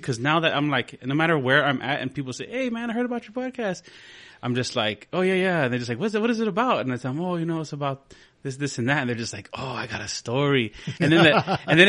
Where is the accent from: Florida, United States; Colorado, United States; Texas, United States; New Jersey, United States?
Texas, United States; Del Rio; I'm originally from Del Rio, Texas, from the Barrio de San Felipe.